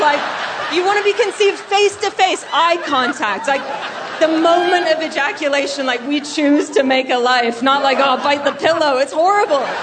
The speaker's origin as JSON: {"language": "English", "country": "Canada", "moved": "yes", "lives_now": "United Kingdom", "said": "I'm Canadian, but I live in the UK."}